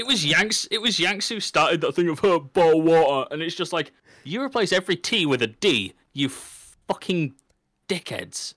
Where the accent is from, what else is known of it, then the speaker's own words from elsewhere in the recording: England, United Kingdom; I can say I'm from the United Kingdom, I can say I'm British, and I can say I'm English, but the one which matters to me is English